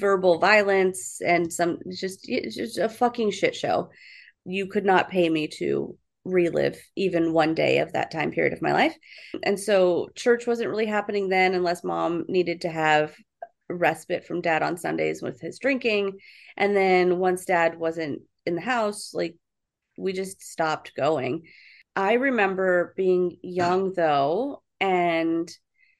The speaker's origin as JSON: {"language": "English", "town": "San Diego", "region": "California", "country": "United States", "said": "I'm from San Diego"}